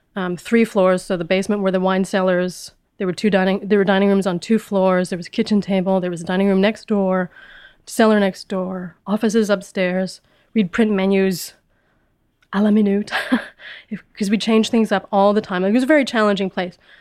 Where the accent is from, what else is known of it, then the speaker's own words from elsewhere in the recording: Winnipeg, Manitoba, Canada; moved away as an adult; also born or lived in Vancouver; I grew up in Winnipeg, which is a small, small city in the middle of Canada.